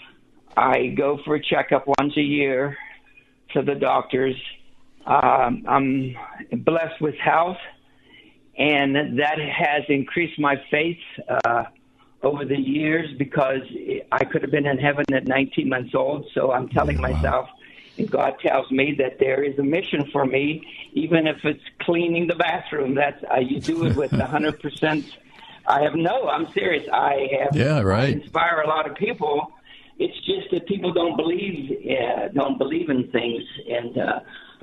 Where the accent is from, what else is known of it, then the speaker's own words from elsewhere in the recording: Bridgeport, Ohio, United States; now in Salt Lake City, United States; I'm from Bridgeport, Ohio at that time